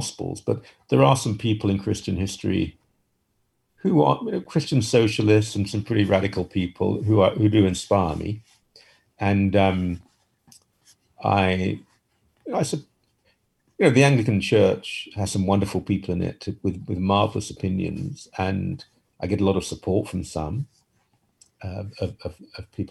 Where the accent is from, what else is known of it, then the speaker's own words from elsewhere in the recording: United Kingdom; moved away as an adult; now in Canada; I spent the first 28 years of my life in Britain